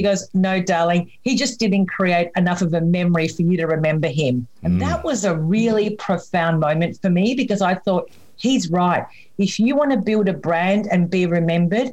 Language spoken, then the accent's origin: English; Melbourne, Victoria, Australia; I'm from Melbourne in Australia